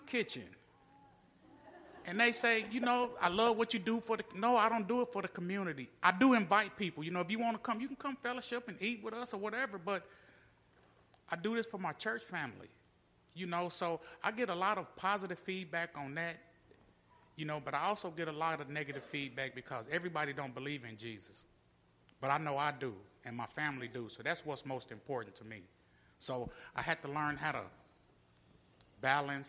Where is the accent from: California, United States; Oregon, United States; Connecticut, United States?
California, United States; Compton; we grew up, me and Robert, and my other brothers and sisters, we grew up in Compton, California, in Los Angeles